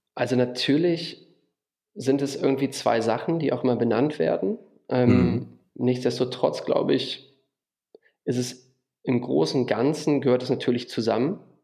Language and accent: German; Düsseldorf, North Rhine-Westphalia, Germany; moved away as an adult; also born or lived in Wuppertal; now in Würzburg, Germany; ich bin geboren in Düsseldorf und ähm, zum Studium nach Würzburg gezogen